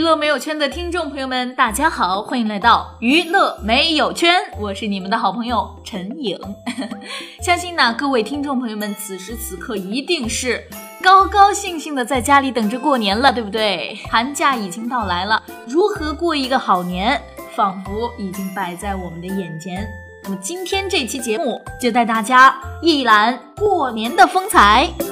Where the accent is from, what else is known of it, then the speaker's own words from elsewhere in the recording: China; 我们中国人呢，最重血缘